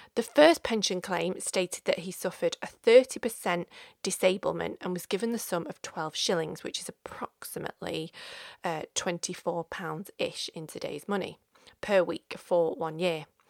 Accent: Stockport, North West England, United Kingdom; my hometown of Stockport

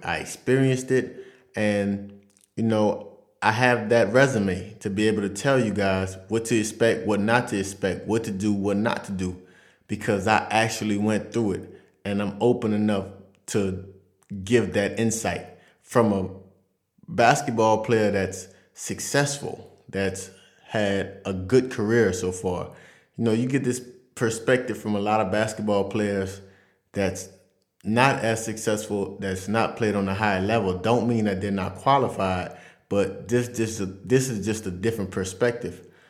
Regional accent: Louisiana, United States; moved away as an adult; now in France; I'm from Vassar, Louisiana. It's a small country town right outside of New Orleans, about forty minutes away.

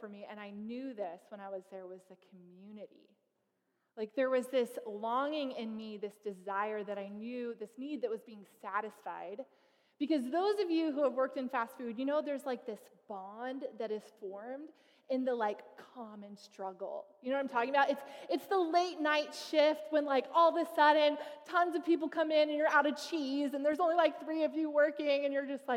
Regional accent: Fresno, California, United States; moved away; also born or lived in Toronto; I was most recently pastoring outside a church outside of Toronto, but I'm originally from Fresno

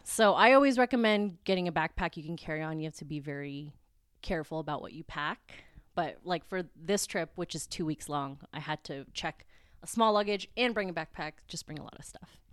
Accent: Philippines; I'm Filipino, very proud

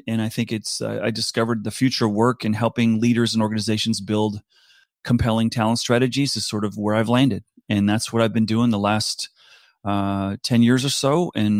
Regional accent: East Coast, United States; also born or lived in South Africa / Singapore; I grew up in South Africa. My parents returned to America when I was about seven. Grew up on the East Coast of the U.S. Then when I finished university, went to the West Coast.

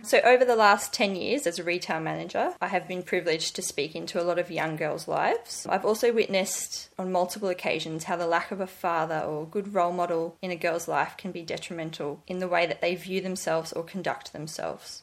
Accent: Sydney, New South Wales, Australia; I grew up in Sydney with my mum and three sisters

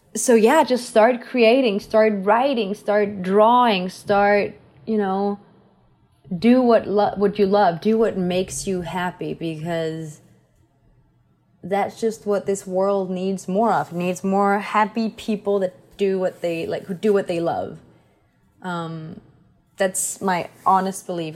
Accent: Copenhagen, Capital Region of Denmark, Denmark; moved away as an adult; now in Los Angeles, United States; I was from Copenhagen, which is the capital

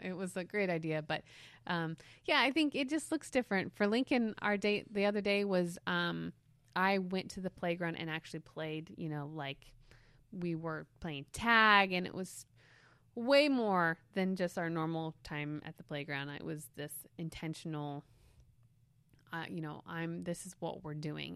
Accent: Reading, South East England, United Kingdom; we used to go to this bridge where I grew up in Reading

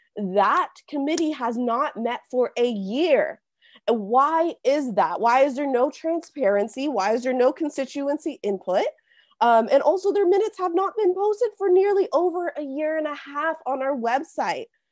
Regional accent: Simi Valley, California, United States; also born or lived in Santa Barbara; I was born and raised in Simi Valley for eighteen years

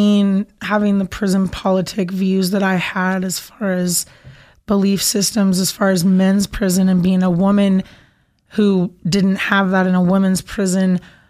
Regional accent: Paradise, California, United States; moved away; also born or lived in Idaho; I was born in Paradise, California at Feather River Hospital.

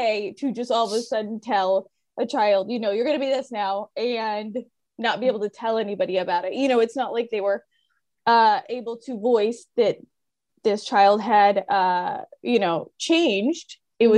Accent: California, United States; I'm from California

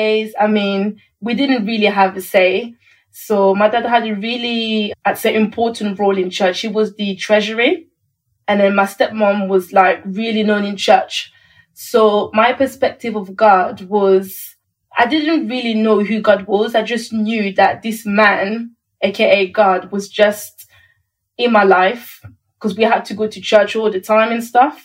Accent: Paris, Île-de-France, France; moved away; I was born in Paris

